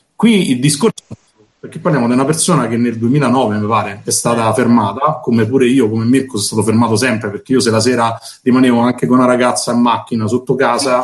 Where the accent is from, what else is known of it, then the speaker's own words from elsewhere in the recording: Rome, Lazio, Italy; io sono cresciuto a Torbella Monaca